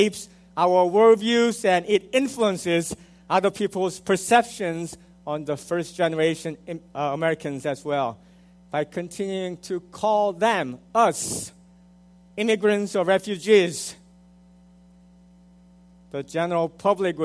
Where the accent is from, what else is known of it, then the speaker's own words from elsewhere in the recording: South Korea; now in United States; I was born in South Korea, so that makes me a first-gen immigrant.